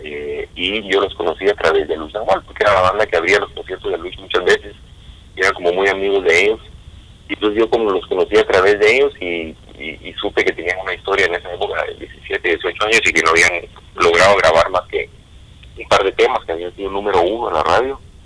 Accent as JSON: {"language": "Spanish", "town": "Guatemala City", "region": "Guatemala Department", "country": "Guatemala", "tie": "born or raised there", "moved": "yes", "said": "yo soy guatemalteco, nací en la ciudad"}